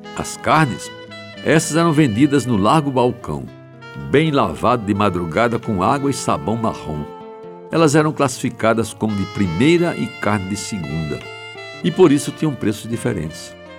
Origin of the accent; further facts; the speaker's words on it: João Pessoa, Paraíba, Brazil; cresci em Jaguaribe